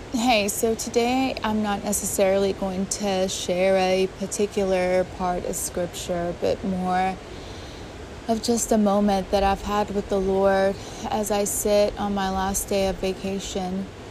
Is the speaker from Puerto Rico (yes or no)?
yes; Puerto Rico; moved away; I grew up in Puerto Rico